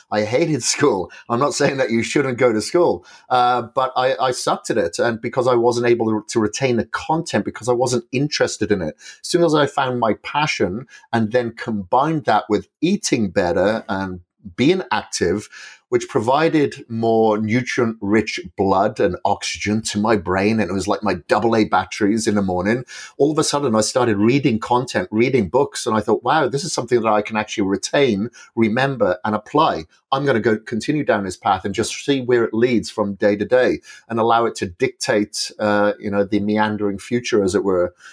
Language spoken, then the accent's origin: English; Wales, United Kingdom; moved away as an adult; I'm from Wales originally. I left Wales in the nineties, uh, but I spent a lot of my childhood, uh, grown up on a farm